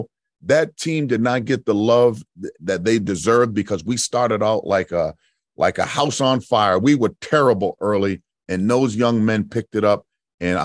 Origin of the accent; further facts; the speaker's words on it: Providence, Rhode Island, United States; I'm home too. I'm from Providence